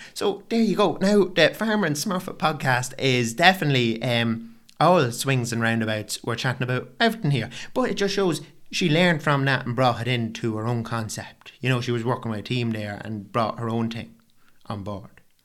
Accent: County Meath, Leinster, Ireland; I'm an Irish fella

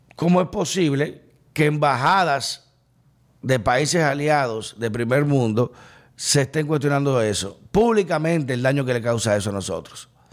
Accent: Dominican Republic

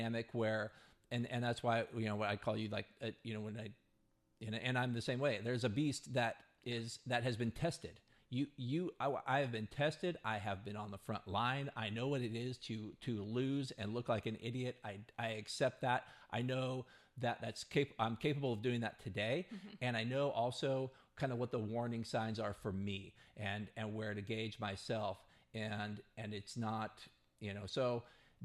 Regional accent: United States; as an American

